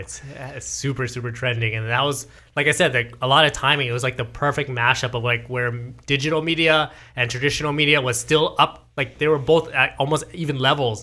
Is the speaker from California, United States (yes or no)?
yes; Garden Grove, California, United States; this is my hometown, like, this Garden Grove, Fountain Valley, Westminster area